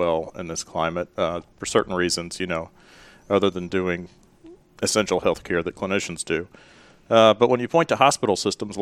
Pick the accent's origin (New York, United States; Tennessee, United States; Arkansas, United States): Tennessee, United States; Memphis; moved away as an adult; now in Asheville, United States; originally from Memphis, Tennessee. I currently reside in Asheville, North Carolina.